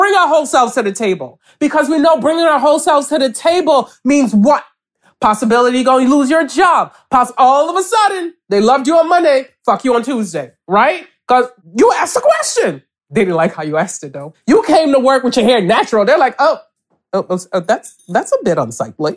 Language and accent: English; New York City, New York, United States; also born or lived in Nigeria / Connecticut; I grew up in a Nigerian household in East Flatbush, Brooklyn